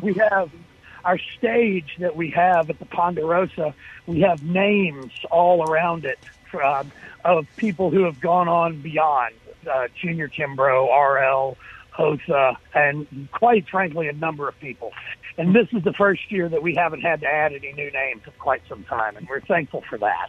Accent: Jackson, Mississippi, United States; I'm from Jackson, although uh, I, I, I went to the University of Mississippi

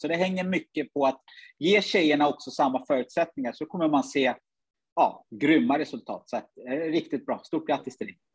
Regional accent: Sweden; born or raised there; also born or lived in Uganda

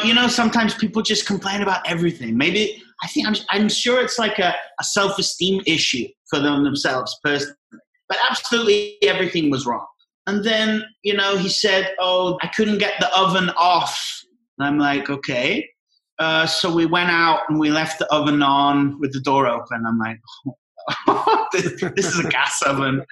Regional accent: near Liverpool, North West England, United Kingdom; moved away as an adult; also born or lived in Scotland; now in Mexico; Grew up from seven years old in England, uh, near Liverpool.

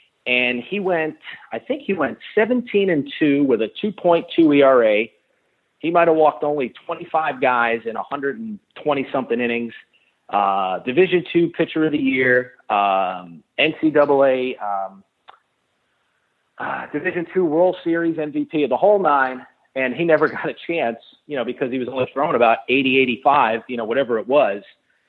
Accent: New York City, New York, United States; moved away as an adult; also born or lived in Boca Raton, Florida; I grew up in the Bronx, New York, and, went to high school there, and it was just too cold for me, and I just wanted a climate change. So I decided to go and walk on at Lynn University down here in Boca Raton, Florida, back in 1997.

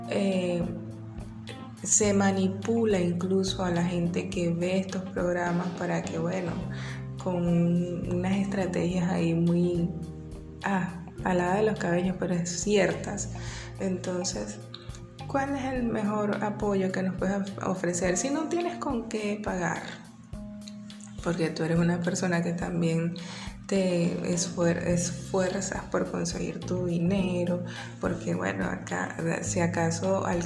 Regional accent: Venezuela; accent: Venezuelan; Si todo el mundo sabe que yo soy venezolana y estoy participando en el, en el concurso

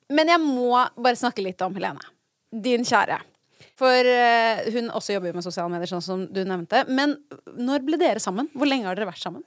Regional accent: Oslo, Norway; jeg er fra Oslo

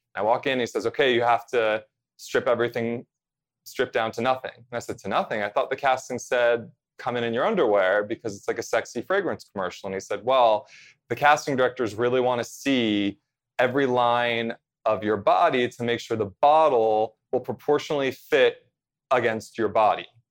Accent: central New Jersey, United States; I grew up in central New Jersey, about forty-five minutes, you know, drive to New York City

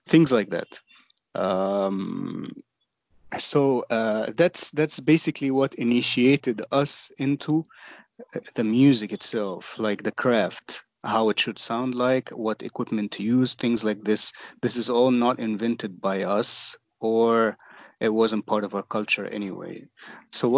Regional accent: Egypt; we are from Egypt

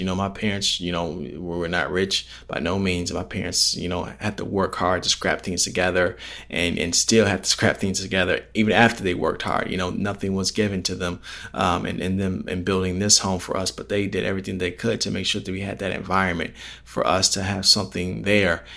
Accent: Palos Hills, Illinois, United States; my hometown area, Palos Hills, Illinois

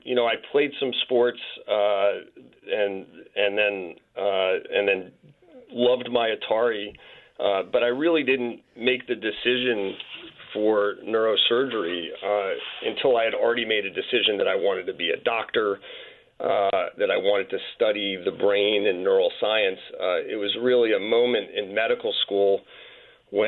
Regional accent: Cherry Hill, New Jersey, United States; Cherry Hill, New Jersey. So in the greater Philadelphia metropolitan area

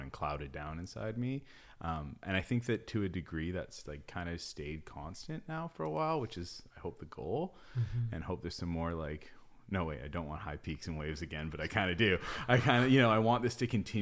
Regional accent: North Shore, British Columbia, Canada; I spent so much time growing up in the North Shore, up in the mountains

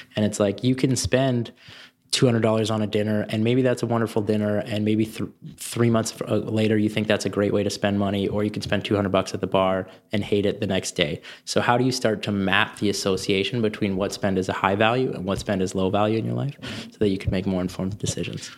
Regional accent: Canada; I'm concerned as a Canadian

